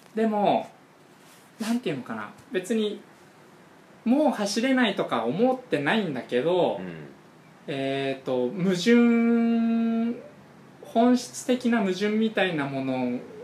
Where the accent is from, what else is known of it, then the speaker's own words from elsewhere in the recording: Yokohama, Kanagawa, Japan; accent: Yokohama dialect; moved away; also born or lived in Rokkasho, Aomori; 俺は横浜で生まれ育って